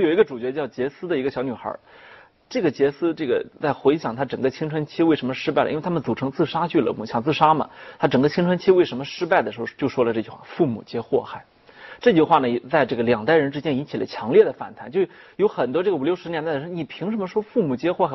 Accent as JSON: {"language": "Chinese", "country": "China", "said": "我们中国人特别爱强调说孝心嘛"}